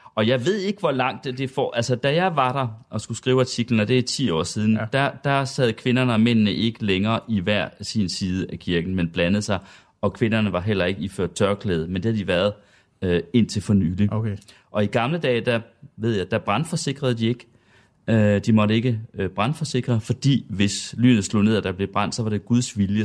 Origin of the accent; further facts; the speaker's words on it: Sønder Felding, Central Denmark Region, Denmark; Jeg er dog fra Sønderfælling, der ligger ja. cirka 20 km syd for Herning.